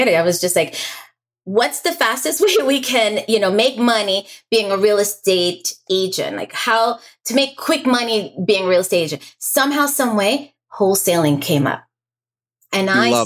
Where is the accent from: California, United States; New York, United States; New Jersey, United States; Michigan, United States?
New York, United States; moved away as an adult; also born or lived in Staten Island, New York; now in Florida, United States; I'm a New York native. I was born and raised in New York.